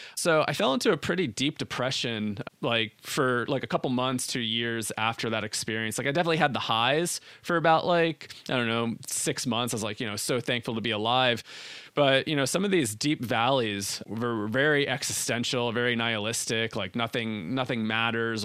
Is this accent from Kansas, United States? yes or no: no; New Jersey, United States; I grew up in New Jersey.